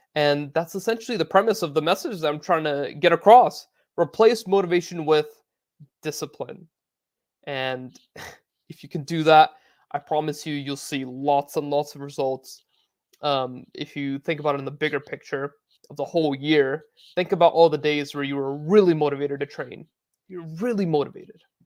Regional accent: United States; I grew up playing in America

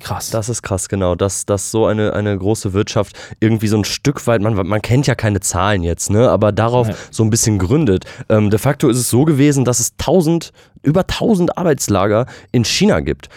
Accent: West Germany, Germany; hier im Westen, wo wir dann auch groß

